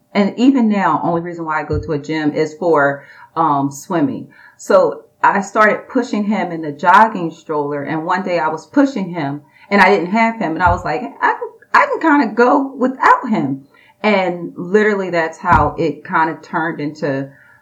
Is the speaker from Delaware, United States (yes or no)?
no; Philadelphia, Pennsylvania, United States; now in Hope Mills, United States; I moved here. I'm originally from Philadelphia, Pennsylvania.